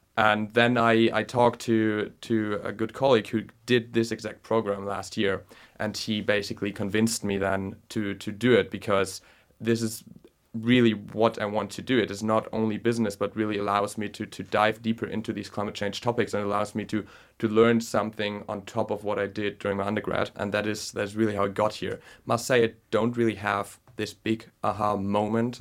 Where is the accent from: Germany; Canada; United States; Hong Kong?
Germany; moved away as an adult; also born or lived in Berlin; now in London, United Kingdom; from Germany